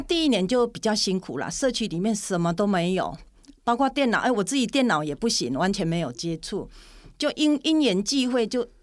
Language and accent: Chinese; Puli, Nantou County, Taiwan; 我应该说是土生土长的埔里人嗯。是，那我的血统，我的娘家那边是在大南，大南里哦。对，那我又，我从南城里嫁来五公里，就都是在这个族群里面